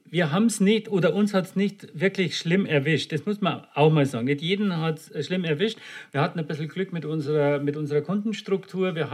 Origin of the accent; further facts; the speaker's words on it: Munich, Bavaria, Germany; now in Klagenfurt, Austria; ich bin ja Münchner, aber zurzeit nicht in München, ich bin in Klagenfurt